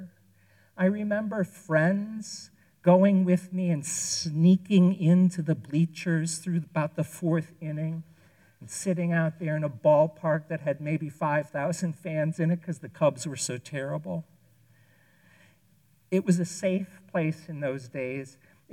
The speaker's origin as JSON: {"language": "English", "town": "Chicago", "region": "Illinois", "country": "United States", "tie": "born or raised there", "moved": "yes", "lives_now": "New England, United States", "said": "I grew up in Chicago, and I have lived in New England more years than I lived in Chicago at this point in my life"}